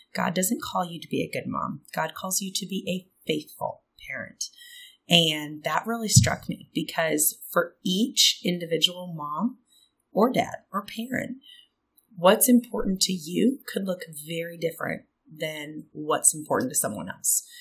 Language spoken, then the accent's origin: English; South Dakota and Minnesota, Midwest, United States; moved away; also born or lived in Auburn, Alabama / Atlanta, Georgia; I'm originally from the Midwest. I grew up in South Dakota and Minnesota, but I've been in the South since 2002.